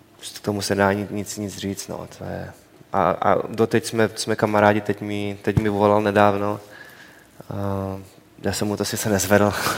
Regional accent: Czechia; moved away; já jsem samozřejmě jsem Čech

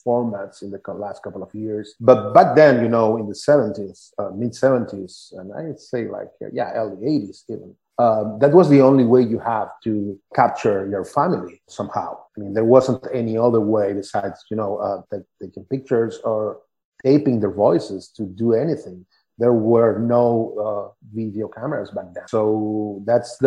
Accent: Buenos Aires, Argentina; I grew up in Buenos Aires, Argentina.

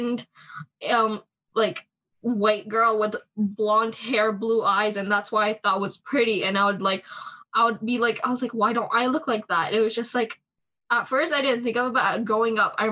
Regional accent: Canada; I grew up in Canada, so in order to learn my language better, I used to watch style movies growing up.

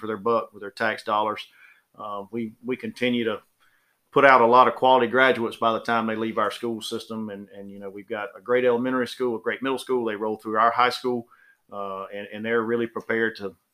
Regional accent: Screven County, Georgia, United States; I'm originally from Scriven County. I went to school

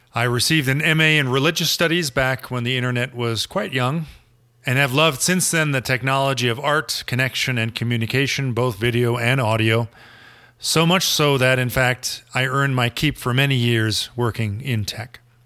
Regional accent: Germany; moved away as an adult; also born or lived in Berlin; now in Colorado, United States; a Gen Xer born and raised in Germany, who has made Colorado his home for about three decades and is about to move back home to Berlin.

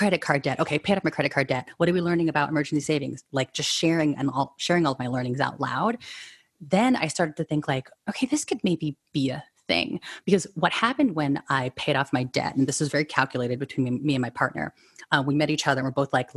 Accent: San Francisco Bay Area, California, United States; I was born and raised here in San Francisco Bay Area

